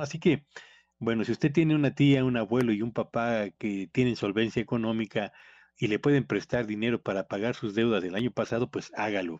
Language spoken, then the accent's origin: Spanish; Mexico